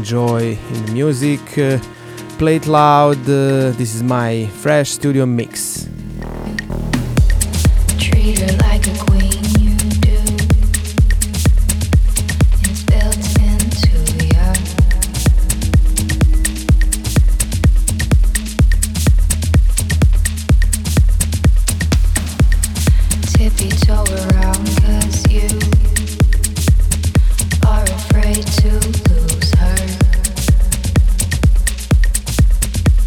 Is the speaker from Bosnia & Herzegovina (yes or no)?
yes; Banja Luka, Republika Srpska, Bosnia & Herzegovina; my hometown, Banja Luka